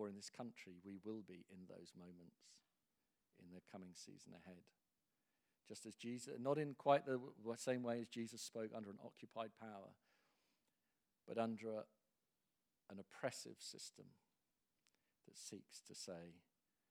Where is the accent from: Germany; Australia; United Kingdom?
United Kingdom; England; as an Englishman